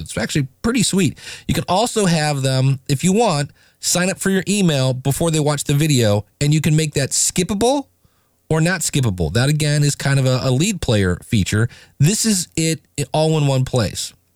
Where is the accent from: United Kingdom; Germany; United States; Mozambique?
United States; I'm an American